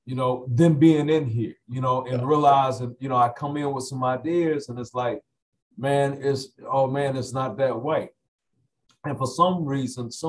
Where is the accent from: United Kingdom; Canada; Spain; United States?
United States; Lawrenceville, Georgia; I grew up in the old, which is now no more, Sally Craig's Apartments right there off of Scenic Highway in Lawrenceville, Georgia.